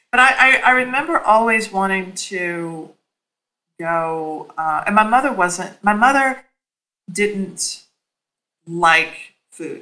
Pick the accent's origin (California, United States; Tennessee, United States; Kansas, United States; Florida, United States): Tennessee, United States; Nashville; also born or lived in New York; now in Washington, D.C., United States; my formative years, which were in Nashville, Tennessee.